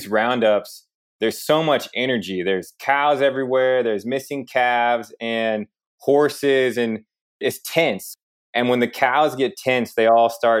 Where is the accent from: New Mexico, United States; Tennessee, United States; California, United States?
New Mexico, United States; Santa Fe; moved away as an adult; also born or lived in Rio de Janeiro, Brazil; now in Davis, United States; I'm from Santa Fe, New Mexico